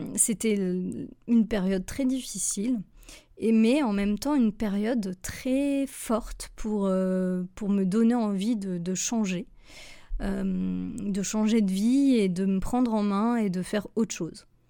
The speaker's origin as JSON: {"language": "French", "country": "France", "also_born_or_lived": "Switzerland", "moved": "as an adult", "said": "en tant que Française"}